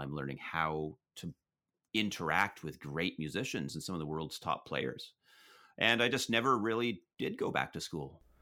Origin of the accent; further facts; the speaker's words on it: Prince George, British Columbia, Canada; now in Toronto, Canada; I grew up in Prince George, B C